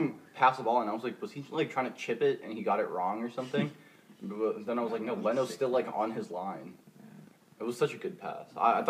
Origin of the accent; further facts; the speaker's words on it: United States; we're American.